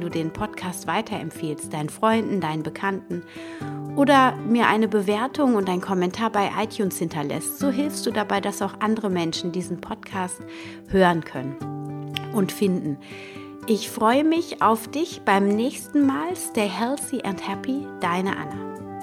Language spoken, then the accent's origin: German; Germany; als Deutsche